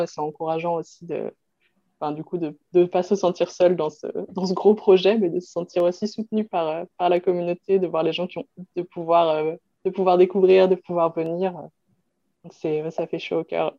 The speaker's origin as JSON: {"language": "French", "region": "Brittany", "country": "France", "said": "la Bretagne, ben, c'est ma région, euh, pour le coup, je suis bretonne d'origine, donc c'est, c'est vraiment ma région"}